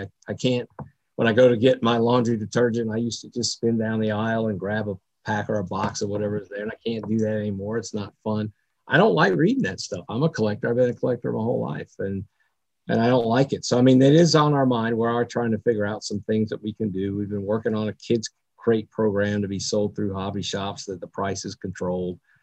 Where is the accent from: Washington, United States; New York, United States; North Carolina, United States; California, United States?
North Carolina, United States; also born or lived in New Jersey; now in Dallas, United States; I grew up in North Carolina, so I'm really a, a native North Carolinian